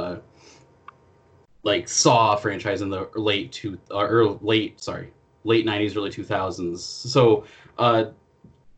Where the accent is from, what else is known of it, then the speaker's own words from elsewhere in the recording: Iowa, United States; I'm from Iowa